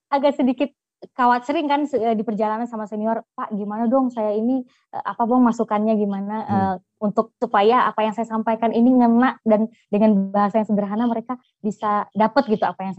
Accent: Jambi, Indonesia; now in South Kalimantan, Indonesia; karena saya dari Jambi.

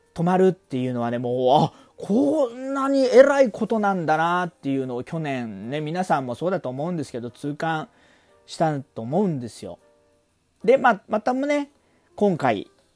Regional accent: Chiba, Japan; 私の実家がありますこの千葉

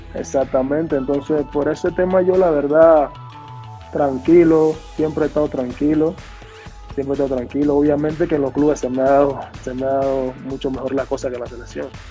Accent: Panama; nosotros los panameños

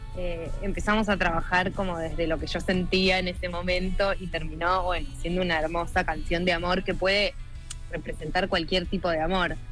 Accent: San Luis, Argentina; moved away as an adult; now in Buenos Aires, Argentina; yo nací en San Luis y cuando terminé el colegio me vine a vivir a Buenos Aires

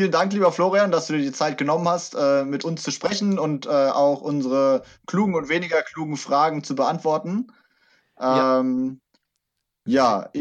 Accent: Frankfurt, Hesse, Germany; Also als Frankfurter ist er einfach eine Legende für mich.

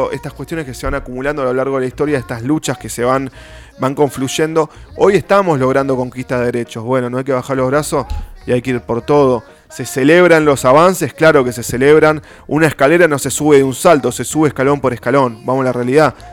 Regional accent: Argentina; Cruzamos el río de la Plata y somos.

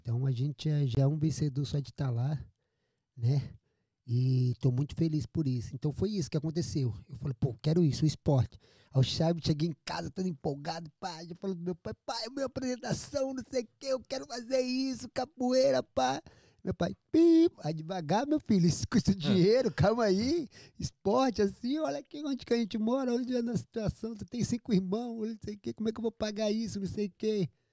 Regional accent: Jacareí, São Paulo, Brazil; moved away; also born or lived in Amazonas / Florianópolis / Manaus / Rio de Janeiro; Eu sou do interior de São Paulo, nascido em Jacareí

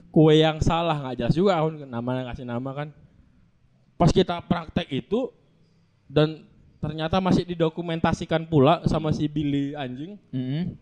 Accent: Bali, Indonesia; kita untuk bilang bahwasanya Bali adalah kita dari Bali dan

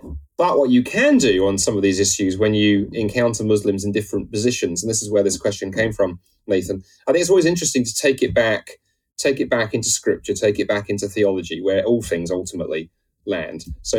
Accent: United Kingdom; I'm a Brit, and the British Empire, you know, we get whacked around the head with that.

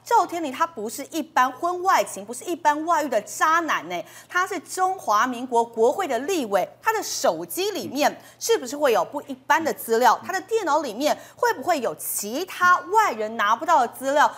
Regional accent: Kaohsiung, Taiwan; 赵天麟他的选区都是在高雄市中心内，我就是高雄人啊

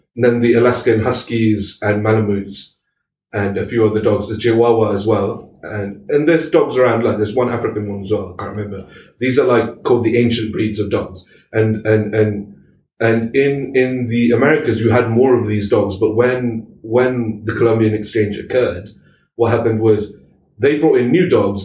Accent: Malaysia; we're Muslim, we're Malaysian Muslims

